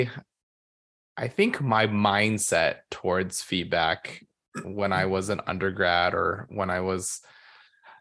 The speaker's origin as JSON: {"language": "English", "region": "California", "country": "United States", "tie": "born or raised there", "moved": "yes", "said": "I am originally from California, and so I was born and raised there"}